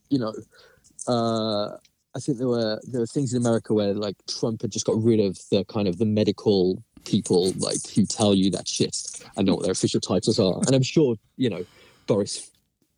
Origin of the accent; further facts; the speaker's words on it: England, United Kingdom; now in New York, United States; I'm an Englishman in New York